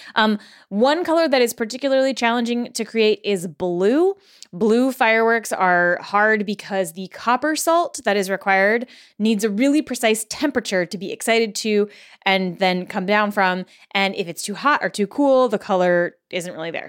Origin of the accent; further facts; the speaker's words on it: Connecticut, United States; also born or lived in California; when we moved, when I was a kid, I was born in California, We moved to Connecticut